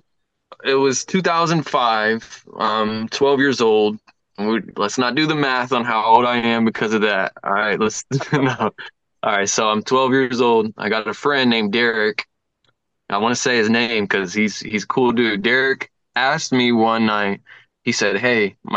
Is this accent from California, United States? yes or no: no; Lima, Ohio, United States; also born or lived in North Carolina; I am from Lima, born and raised.